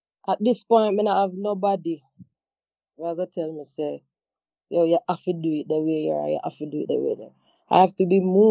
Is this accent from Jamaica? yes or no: yes; Montego Bay, Saint James, Jamaica; I had to go back to Montego Bay, to my home, my hometown, my mother house.